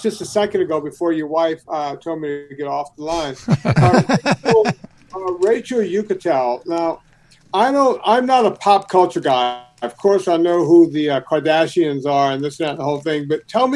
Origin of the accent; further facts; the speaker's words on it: Donaldsonville, Louisiana, United States; moved away; my hometown in the Deep South in Donaldsonville, Louisiana